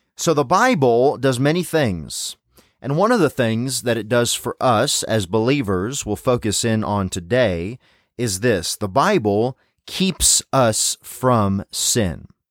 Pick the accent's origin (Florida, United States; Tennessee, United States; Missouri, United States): Tennessee, United States; moved away; growing up in Tennessee